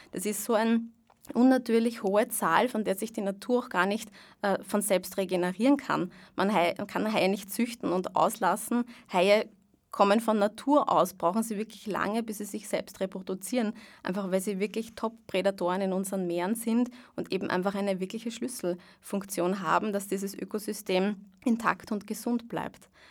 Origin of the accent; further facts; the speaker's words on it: Vienna, Austria; ich bin aus Wien